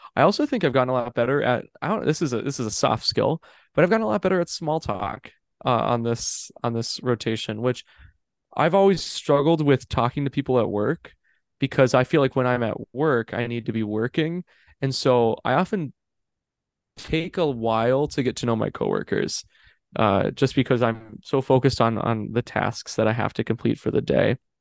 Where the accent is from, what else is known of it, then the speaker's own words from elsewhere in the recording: Minnesota, United States; moved away as an adult; now in Des Moines, United States; I'm in I'm in Minnesota, like I'm in my hometown, I'm in my house, and I've loved living with my parents